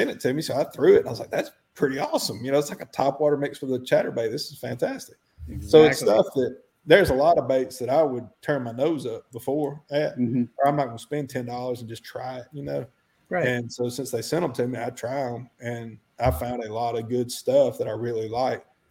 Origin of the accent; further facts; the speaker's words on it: Alabama, United States; I'm from the South